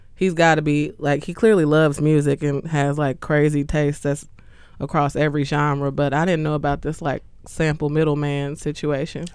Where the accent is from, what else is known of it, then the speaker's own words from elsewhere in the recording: Chicago, Illinois, United States; I'm from Chicago, south side of Chicago